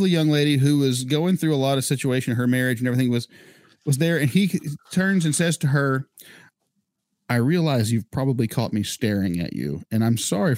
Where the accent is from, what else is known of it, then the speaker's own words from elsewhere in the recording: North Carolina, United States; we're from North Carolina